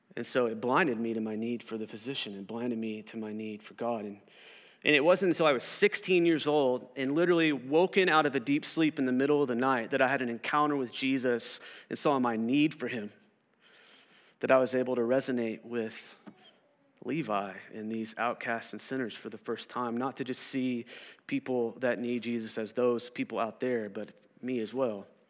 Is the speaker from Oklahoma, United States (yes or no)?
yes; Southern Oklahoma, United States; I grew up here in Southern Oklahoma